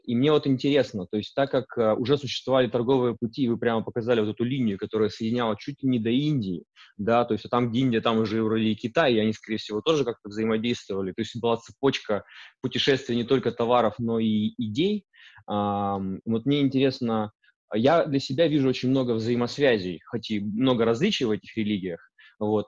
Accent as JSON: {"language": "Russian", "region": "Urals", "country": "Russia", "tie": "born or raised there", "also_born_or_lived": "Perm", "moved": "as an adult", "lives_now": "Canada", "said": "я сам родился на Урале, а, и как бы волей судьбы и моих а, выборов оказался в Канаде."}